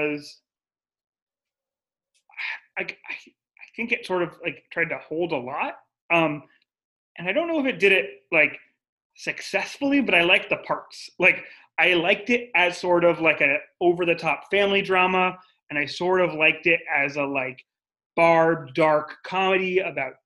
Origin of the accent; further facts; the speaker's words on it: San Diego, California, United States; I grew up in the frigid hills of San Diego